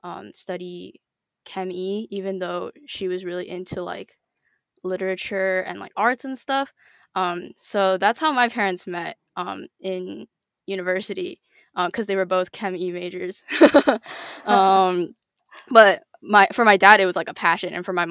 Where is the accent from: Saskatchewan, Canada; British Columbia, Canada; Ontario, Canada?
British Columbia, Canada; born there; my dad went to UBC for his PhD, and so I was born there.